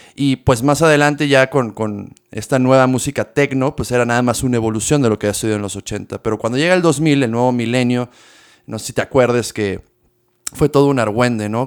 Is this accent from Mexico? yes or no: yes; Mexico; nosotros como mexicanos